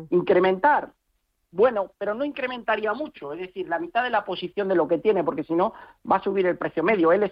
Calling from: Bilbao, Basque Country, Spain; de Bilbao.

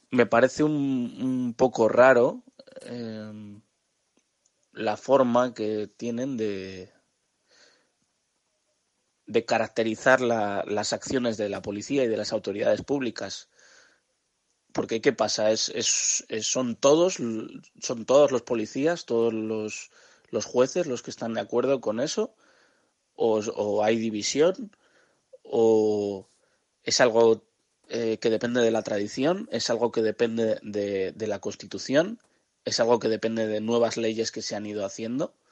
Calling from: Getxo, Basque Country, Spain

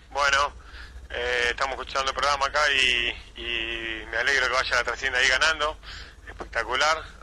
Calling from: San Isidro, Buenos Aires Province, Argentina; Eh, San Isidro.

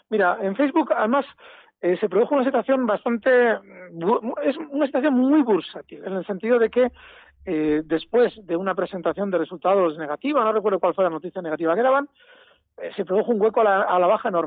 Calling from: Logroño, La Rioja, Spain; Hola, buenas … de Logroño

